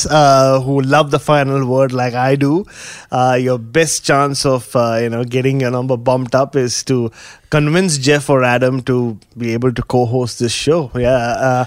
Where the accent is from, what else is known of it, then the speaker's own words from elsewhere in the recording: Mumbai, Maharashtra, India; the house that I grew up in Bombay